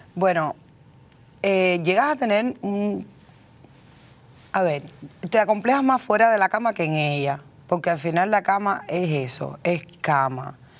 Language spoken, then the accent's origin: Spanish; Cuba; moved away as an adult; now in United States; Llevo veintitrés años aquí, he hecho lo que he querido. Hablo, escribo, leo inglés. Soy cubana